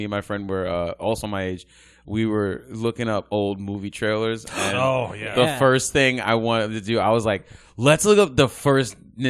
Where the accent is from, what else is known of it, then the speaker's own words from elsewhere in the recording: New York City, New York, United States; Oh, I'm from Brooklyn. I'm from. Oh, born and raised.